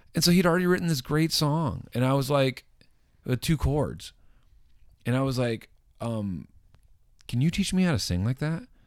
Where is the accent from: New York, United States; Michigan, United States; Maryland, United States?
Michigan, United States; Wayland; moved away as an adult; also born or lived in Los Angeles; Waylon, my hometown